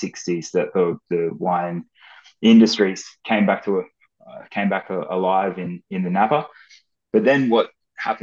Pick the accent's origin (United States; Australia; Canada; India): Australia; Brisbane, Queensland; I was, as I mentioned, born and raised in Brisbane, was going through primary school during that 2001-2003 era